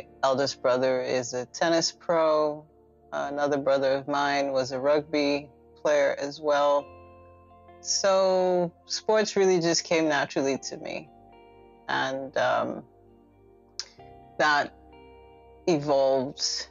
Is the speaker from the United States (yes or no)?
no; Lagos, Nigeria; I grew up in Lagos, Ikoyi specifically.